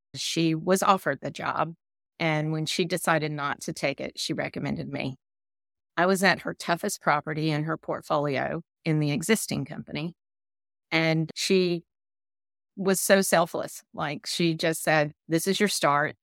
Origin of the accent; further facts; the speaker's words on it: the South, United States; accent: Southern; my Southern accent